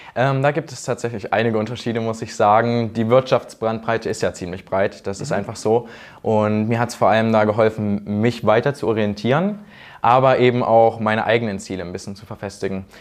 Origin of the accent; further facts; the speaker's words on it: Thuringia, Germany; ich komme aus Thüringen